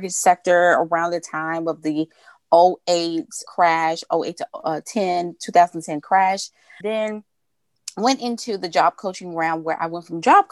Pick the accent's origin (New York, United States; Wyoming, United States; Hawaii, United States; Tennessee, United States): Tennessee, United States; Memphis; born and raised in Memphis, Tennessee